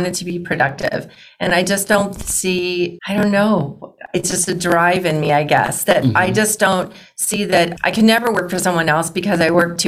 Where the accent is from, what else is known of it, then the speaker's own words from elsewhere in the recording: Arizona, United States; moved away as an adult; also born or lived in Oregon; I'm a native Arizonan